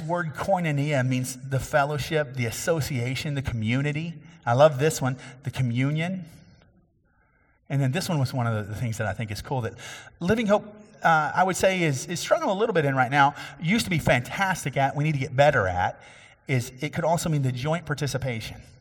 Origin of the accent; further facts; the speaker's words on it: Cassie, Texas, United States; my hometown, which is actually Bill McGee's hometown. And we grew up in a little bit different time there, um, but Ka-, Cassie, Texas